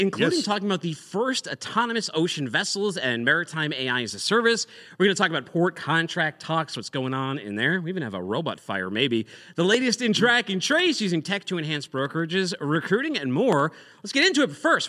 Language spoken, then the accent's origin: English; Boston, Massachusetts, United States; now in Chattanooga, United States; Now I'm from Boston